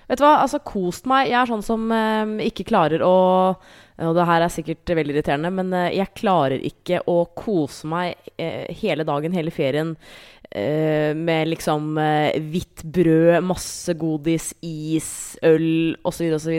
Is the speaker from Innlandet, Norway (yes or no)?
yes; Hamar, Innlandet, Norway; moved away; Jeg var hjemme på Hamar